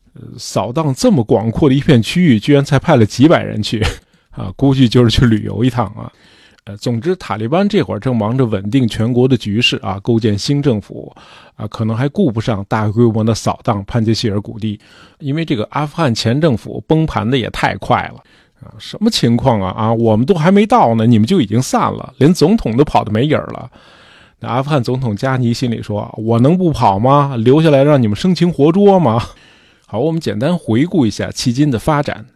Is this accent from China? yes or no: yes; China; 在我们中国人看来